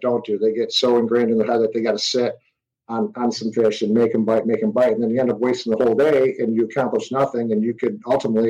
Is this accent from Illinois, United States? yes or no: no; Trenton, Michigan, United States; also born or lived in Clarkston, Michigan; I grew up in Trenton, which is on the Lower Detroit River